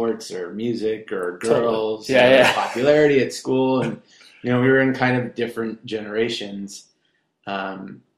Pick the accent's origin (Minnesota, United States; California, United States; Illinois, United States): California, United States; Irvine; also born or lived in Garden Grove, California / Westminster, California; Born and raised in Irvine, like when Irvine was nothing